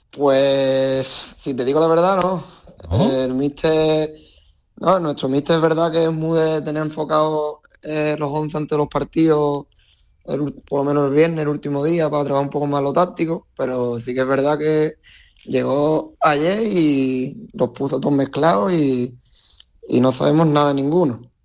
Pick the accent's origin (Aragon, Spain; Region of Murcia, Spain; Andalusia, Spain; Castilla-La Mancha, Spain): Andalusia, Spain; Conil de la Frontera; now in Lugo, Spain; yo me crié en la escuela de Conil desde, desde pequeñito, desde los tres años más o menos